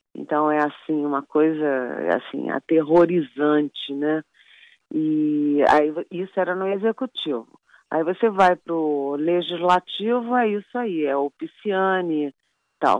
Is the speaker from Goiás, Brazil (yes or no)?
no; Rio de Janeiro, Brazil; moved away; eu sou carioca